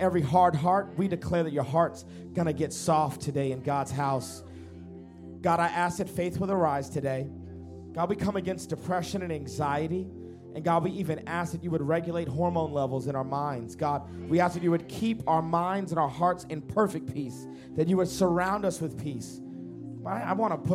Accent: Dallas, Texas, United States; I come to you from the great country of Texas. I'm from Dallas, Texas

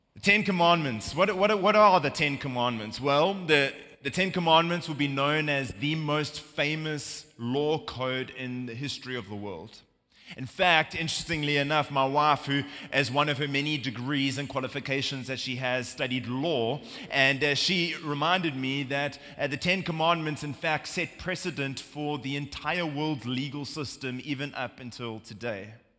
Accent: South Africa; now in United States; as you can hear from my accent, uh, we're not from America. Uh, we're from South Africa

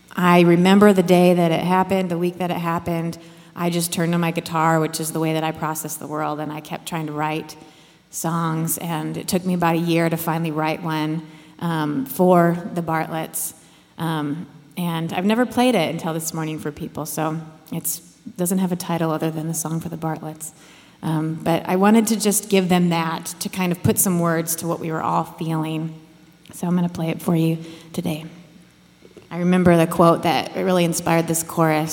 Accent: Iowa, United States; I grew up in Iowa and I had a real tight knit family.

